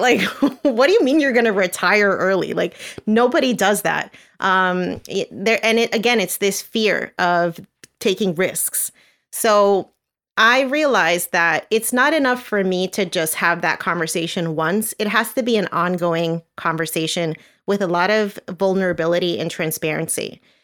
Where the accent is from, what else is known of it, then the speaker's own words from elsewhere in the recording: New Jersey, United States; moved away as an adult; now in Florida, United States; I'm originally from New Jersey.